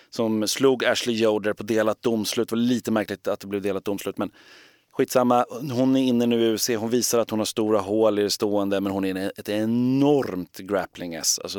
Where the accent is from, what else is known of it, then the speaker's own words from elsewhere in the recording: Gothenburg, Västra Götaland, Sweden; men jag, är, jag är från Göteborg.